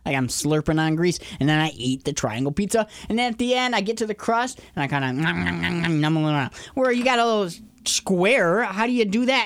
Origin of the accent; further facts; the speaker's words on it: Northern Michigan, United States; I grew up in Northern Michigan my entire